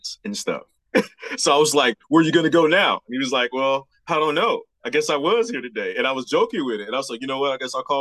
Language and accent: English; Memphis, Tennessee, United States; moved away as an adult; now in Jefferson City, United States; Davidcrest is the street I grew up on in Memphis.